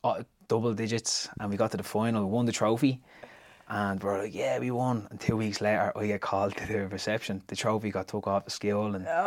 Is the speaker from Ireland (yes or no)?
yes; Tallaght, Leinster, Ireland; I grew up in Tally. So growing up in Tally, I had good and bad experiences.